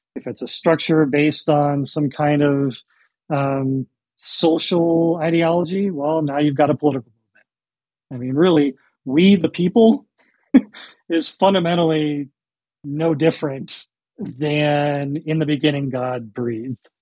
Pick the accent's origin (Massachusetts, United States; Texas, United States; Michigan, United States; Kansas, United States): Michigan, United States; moved away as an adult; also born or lived in Washington; I grew up in Michigan